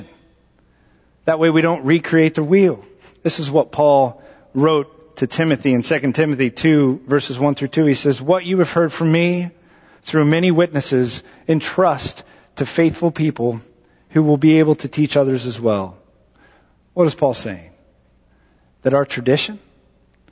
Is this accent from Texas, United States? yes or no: yes; Texas, United States; moved away; I'm from Texas